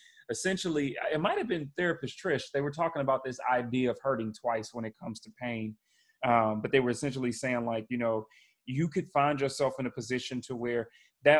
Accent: Chicago, Illinois, United States; moved away; I'm from Chicago originally

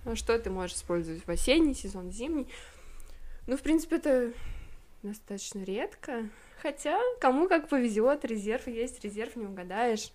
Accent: Volgograd, Volgograd Oblast, Russia; Это, кстати, аэропорт в моем родном городе. Это аэропорт Гумрак. Волгоград

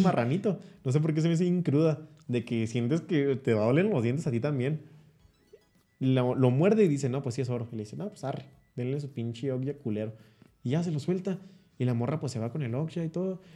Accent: Chihuahua, Mexico; el Chihuahua, el México del Norte somos nosotros

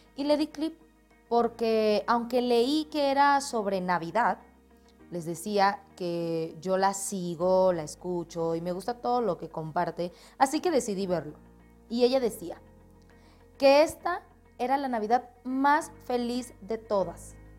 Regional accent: Colombia; moved away as an adult; now in Mexico; Soy colombiana radicada ahora mismo en México por sueños, por un cambio en mi vida

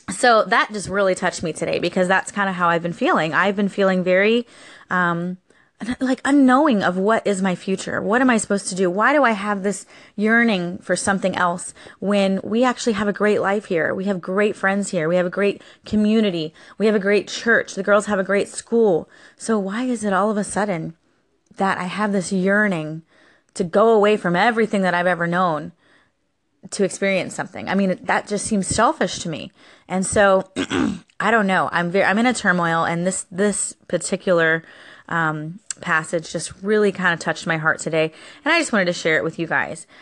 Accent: Florida, United States; Florida has been my hometown since I was born. I was born here in Florida

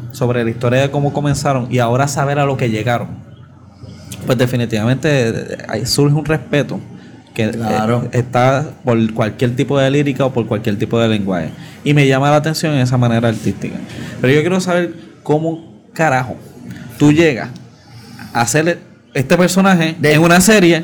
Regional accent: Puerto Rico; cuando yo estaba creciendo en Guapa

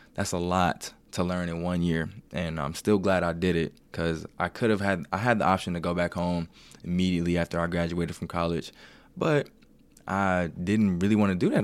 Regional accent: Cincinnati, Ohio, United States; moved away as an adult; also born or lived in Kent, Ohio; now in Columbus, United States; I'm from Cincinnati, went to Kent State.

